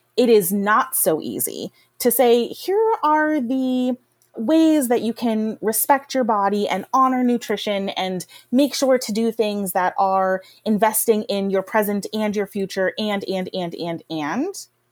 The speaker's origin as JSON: {"language": "English", "region": "Rust Belt", "country": "United States", "tie": "born or raised there", "said": "I grew up in poverty in the Rust Belt"}